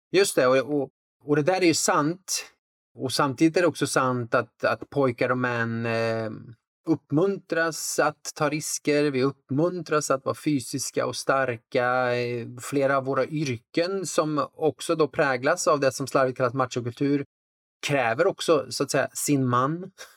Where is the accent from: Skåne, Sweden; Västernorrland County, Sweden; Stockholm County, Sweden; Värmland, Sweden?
Värmland, Sweden; så växte jag upp liksom på en plats med, med, intressen som inte liksom rymdes i den stereotypa boxen. En bruksort i Värmland